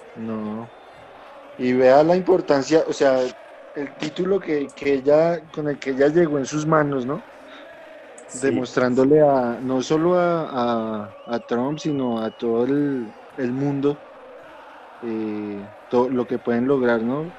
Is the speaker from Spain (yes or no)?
no; Colombia; nosotros como los colombianos que somos